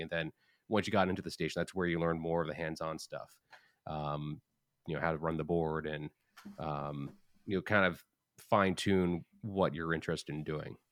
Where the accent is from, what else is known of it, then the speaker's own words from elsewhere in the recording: Long Island, New York, United States; moved away; also born or lived in New Hampshire; I'm originally from Long Island, but I was going to Hofstra after living in New Hampshire.